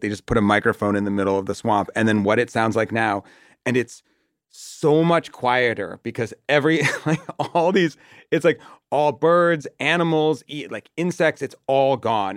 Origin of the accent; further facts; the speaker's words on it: Watertown, Massachusetts, United States; I'm from Watertown, which is like a sort of nothing, um, suburb